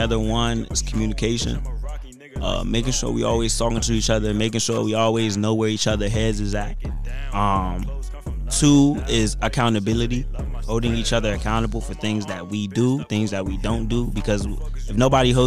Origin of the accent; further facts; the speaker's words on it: Laurel, United States; I've had friends who I grew up with in Laurel